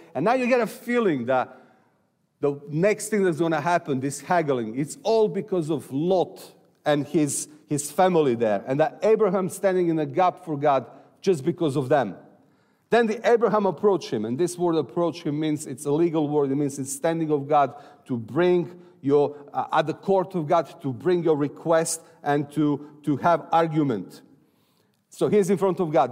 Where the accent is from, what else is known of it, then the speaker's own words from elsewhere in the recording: Serbia; I'm from Serbia.